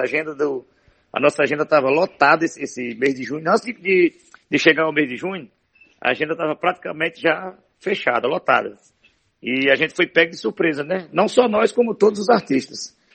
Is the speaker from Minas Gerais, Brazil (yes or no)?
no; Morada Nova, Ceará, Brazil; born or raised there; also born or lived in Limoeiro do Norte, Ceará